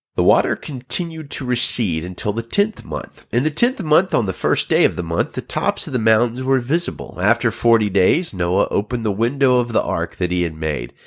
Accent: United States; the United States, my home country

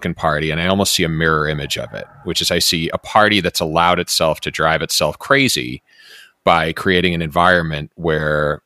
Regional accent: Boston, Massachusetts, United States; I grew up in the Boston area

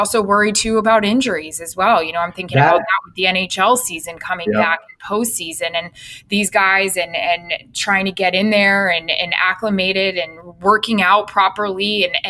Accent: Tampa, Florida, United States; I'm obviously from Tampa Bay

